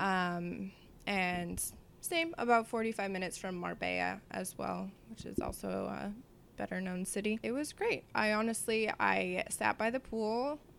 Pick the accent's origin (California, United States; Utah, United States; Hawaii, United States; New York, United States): California, United States; Vista; I grew up in North San Diego in a small city called Vista.